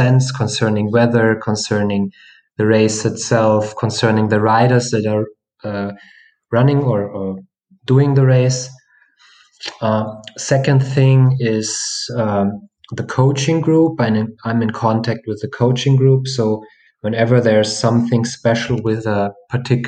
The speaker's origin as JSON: {"language": "English", "region": "Bavaria", "country": "Germany", "said": "I'm from Bavaria in Germany"}